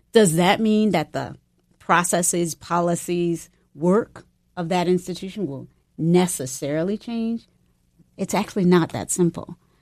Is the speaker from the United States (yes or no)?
yes; the South, United States; moved away; also born or lived in North Carolina / Virginia / San Francisco; growing up in North Carolina and Virginia